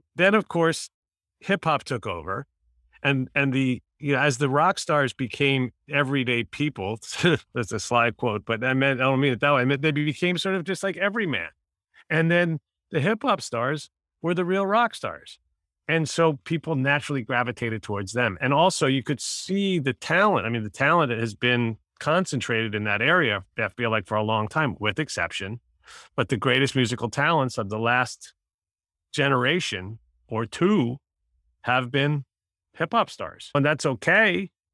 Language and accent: English; New York City, New York, United States; I grew up in Manhattan, so I went to Madison Square Garden